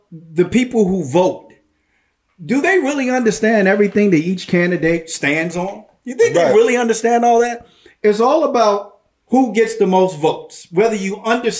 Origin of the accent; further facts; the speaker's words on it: Washington, District of Columbia, United States; I was born and raised in Washington, D.C.